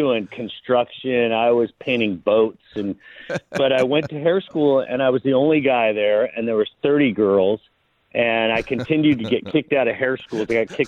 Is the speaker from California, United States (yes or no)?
yes; Long Beach, California, United States; I'm a native Angeleno. Grew up in Long Beach, the LBC.